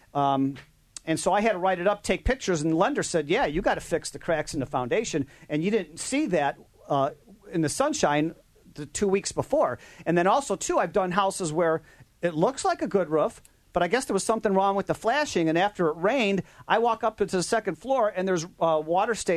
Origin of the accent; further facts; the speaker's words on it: Midwest, United States; We're from the Midwest